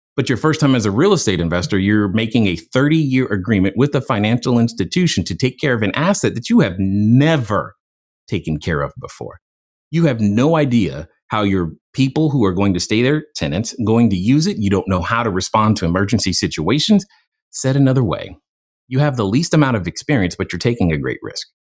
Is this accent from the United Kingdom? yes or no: no; Germany; moved away; growing up in Germany. I didn't really have exposure to the same comic books uh, that most uh, Americans did